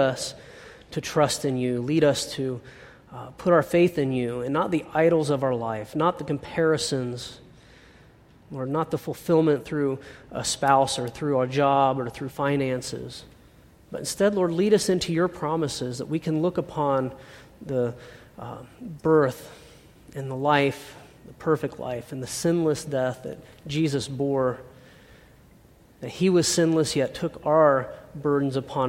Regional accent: United States; growing up in America

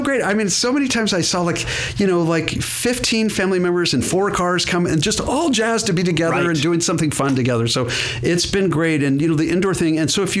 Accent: Hawaii, United States; moved away; I grew up in Hawaii

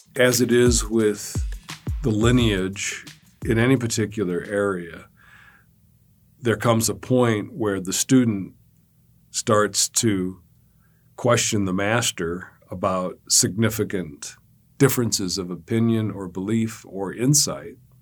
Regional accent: Montana, United States; I'm from Montana

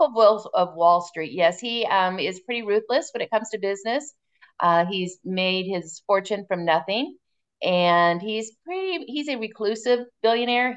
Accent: Northern Indiana and Southern Michigan, United States; I'm actually from Northern, well, I'm from Northern Indiana and Southern Michigan.

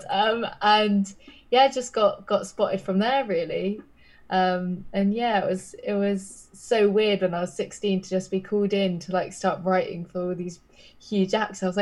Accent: Brighton, South East England, United Kingdom; now in London, United Kingdom; I'm from Brighton, so the like beach, the south. Yeah, the beach. Yeah, yeah. But I, yeah. I'm in London now.

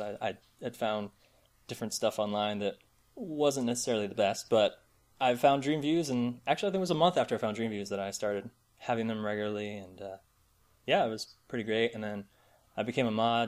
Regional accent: St. Petersburg, Florida, United States; moved away as an adult; now in Virginia, United States; born and raised in St. Petersburg, Florida

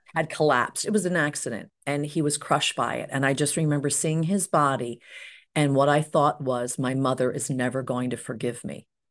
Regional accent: Cherry Hill, New Jersey, United States; I grew up in Cherry Hill, New Jersey

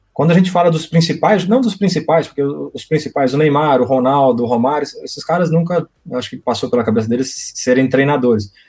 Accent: Brazil; moved away as an adult; also born or lived in France; a gente é, brasileiro

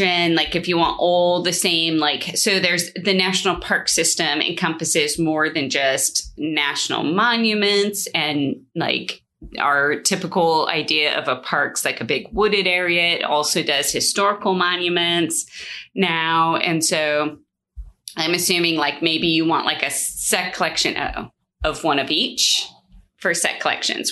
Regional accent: California, United States; I grew up in California, and so we were like an hour from Sequoia, a couple of hours from Yosemite

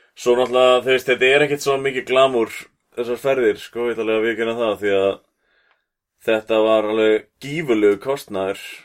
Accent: Iceland; fólk heyrir á sér frá Íslandi

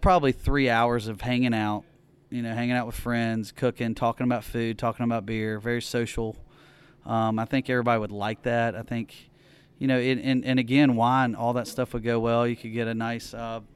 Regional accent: Oxford, Mississippi, United States; also born or lived in New Orleans; I'm from Oxford, so I grew up again with Bud Light, Coors Light

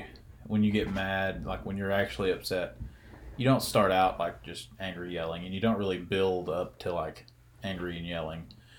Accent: the South, United States; accent: Southern

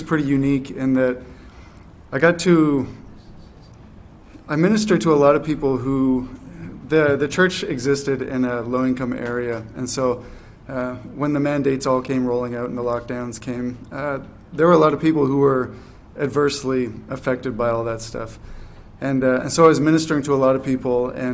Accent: New Brunswick, Canada; moved away as an adult; also born or lived in Fredericton, New Brunswick; now in Charlottetown, Canada; I'm from New Brunswick, and for 11 years I did ministry in New Brunswick, Fredericton.

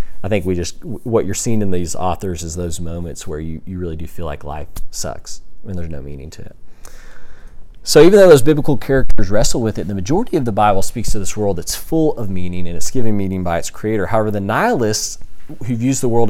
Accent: Texas, United States; I grew up in Texas, and the reason I grew up in, or I went to ACU because I was in Texas, and I grew up in Texas because my dad had a job there

